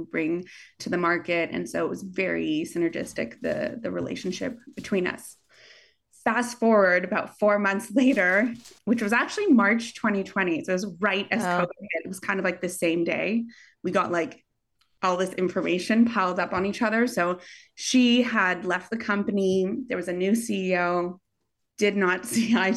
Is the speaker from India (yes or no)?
no; Canada; moved away; I'm Canadian.